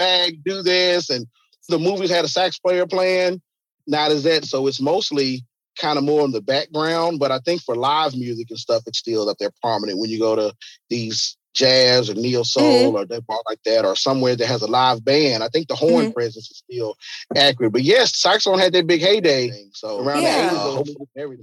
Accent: Memphis, Tennessee, United States; So he was our hero growing up in Memphis

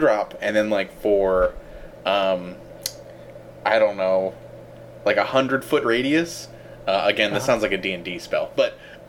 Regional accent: Northeast, United States; I grew up in the Northeast

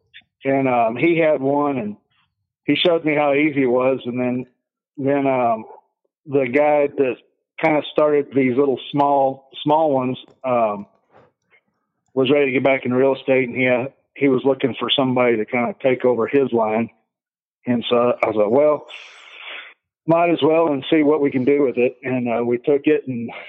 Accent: Texas, United States; moved away; we grew up in Texas

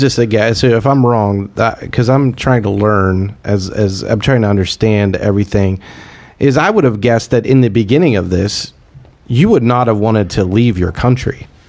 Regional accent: United States; I'm an American

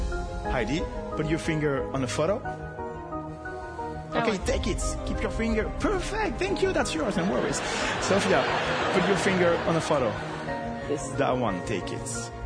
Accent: France; English is a second language

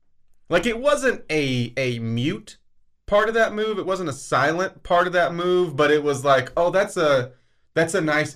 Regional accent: Kansas, United States; now in Lubbock, United States; I'm from Kansas.

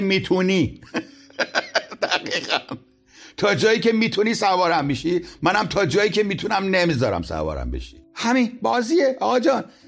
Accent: Isfahan, Iran; born or raised there

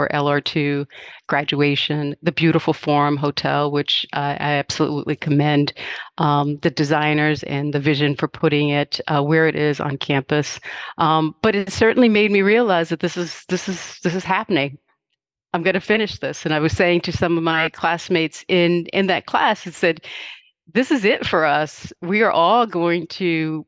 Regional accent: King George County, Virginia, United States; My mother and I grew up in Southern rural Virginia, in a little place called King George County.

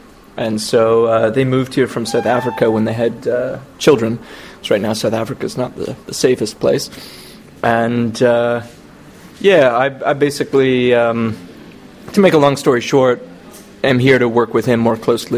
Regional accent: Canada; first language English; I am from Canada.

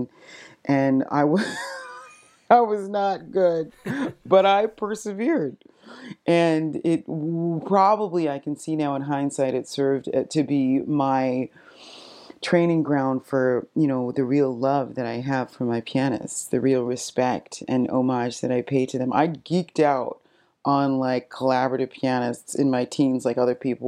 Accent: Fredericton, New Brunswick, Canada; now in Nova Scotia, Canada; I was born and raised in Fredericton, New Brunswick

